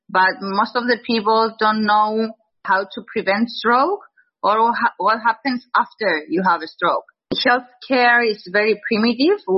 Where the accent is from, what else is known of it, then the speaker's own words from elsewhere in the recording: Cyprus; also born or lived in London; when I was going back to my home country, Cyprus.